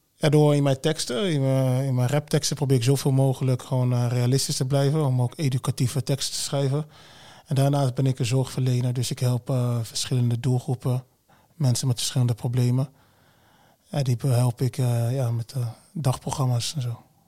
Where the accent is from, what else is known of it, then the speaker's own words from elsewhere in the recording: Wageningen, Gelderland, Netherlands; also born or lived in Congo; now in Arnhem, Netherlands; daarna Wageningen. Ik ben geen Arnhemmer. Arnhemmer, ja, ik woon in Arnhem.